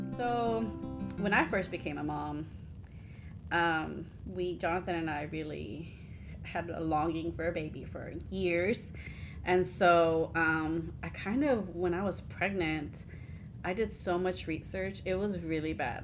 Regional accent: Houston, Texas, United States; we grew up in Houston

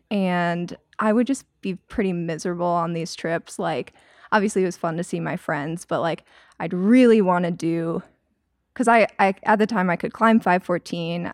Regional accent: Maryland, United States; moved away as an adult; also born or lived in North Carolina; I grew up in Maryland, and then I went to school in North Carolina

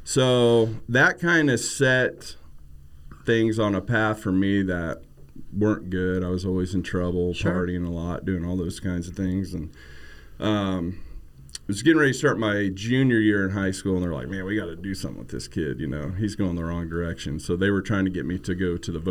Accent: Emporia, Kansas, United States; I grew up in Emporia, Kansas

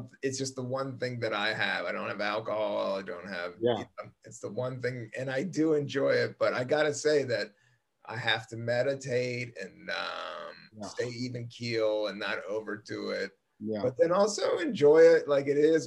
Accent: Buena Vista, Virginia, United States; moved away; also born or lived in Washington, D.C.; I grew up in the South

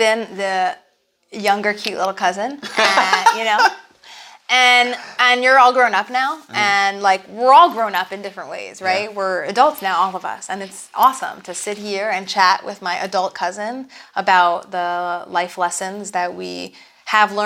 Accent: United States; moved away as an adult; now in Israel; growing up in America as an Orthodox Jew

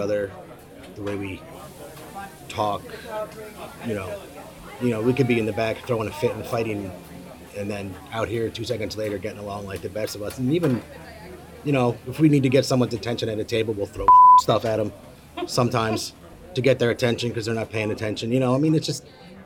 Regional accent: Cooperstown, New York, United States; now in Ithaca, United States; I grew up in Cooperstown

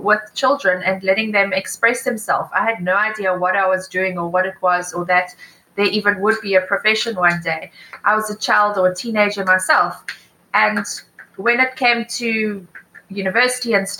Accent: Johannesburg, Gauteng, South Africa; moved away as an adult; also born or lived in United Kingdom; now in Cape Town, South Africa; I'm originally from Joburg

